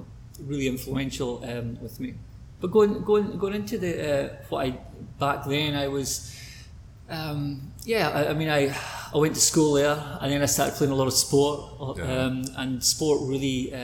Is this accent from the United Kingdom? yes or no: yes; Oban, west coast of Scotland, United Kingdom; I'm from Scotland, west coast of Scotland, a town called Ogan